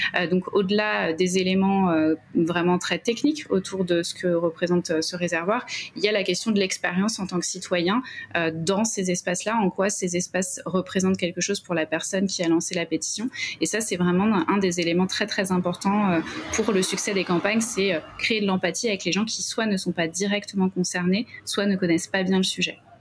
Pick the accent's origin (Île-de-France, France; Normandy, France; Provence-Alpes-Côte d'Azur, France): Île-de-France, France; Essonne; je suis originaire de l'Essonne, dans le 91